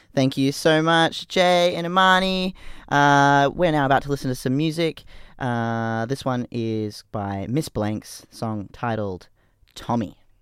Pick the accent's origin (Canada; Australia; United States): Australia; Brisbane, Queensland; I grew up in you know the '90s in Brisbane